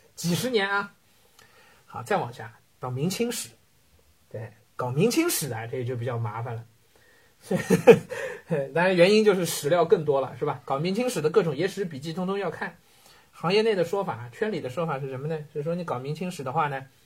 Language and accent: Chinese; China; 我们中国人